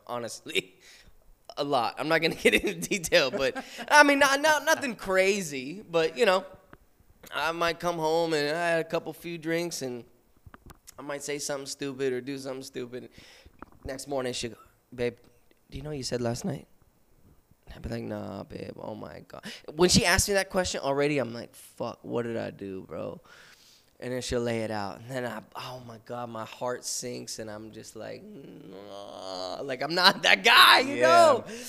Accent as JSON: {"language": "English", "region": "West Coast", "country": "United States", "said": "It's funny too, cause like I'm from the West Coast, but I have a lot of East Coast influences."}